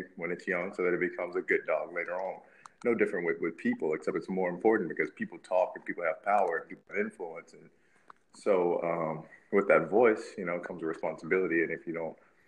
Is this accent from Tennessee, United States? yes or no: yes; Memphis, Tennessee, United States; my hometown of Memphis